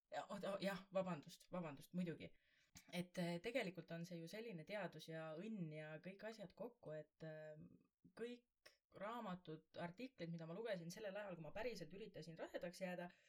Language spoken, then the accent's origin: Estonian; Võru, Võru County, Estonia; also born or lived in Tallinn; now in Mustvee area, Estonia; me oleme ise mõlemad maakad, mina olen Võrust